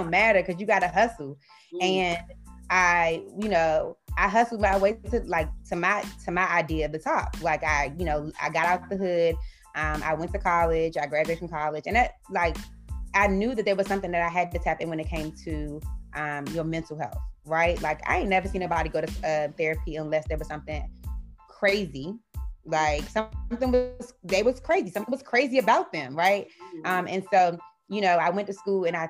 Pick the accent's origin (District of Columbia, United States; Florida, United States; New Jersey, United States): District of Columbia, United States; Washington; So I am from Washington, D.C. I'm a Washington, D.C. native. I grew up in Northwest D.C.